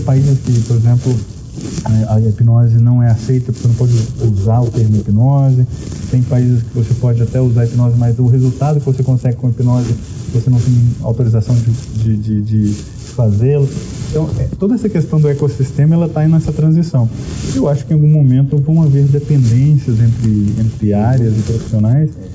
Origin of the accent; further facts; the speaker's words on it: Goiás, Brazil; eu sou de um, do Brasil, eu, eu sou de Goiás, né, no interior do Brasil